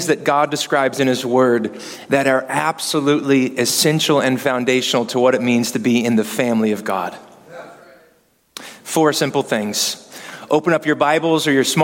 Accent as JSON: {"language": "English", "town": "Kansas City", "country": "United States", "said": "I'm from Kansas City."}